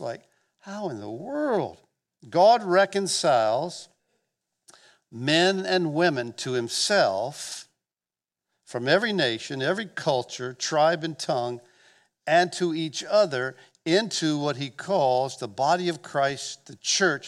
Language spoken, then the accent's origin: English; Gulf Breeze, Florida, United States; I'm from Northwest Florida. I grew up here, the South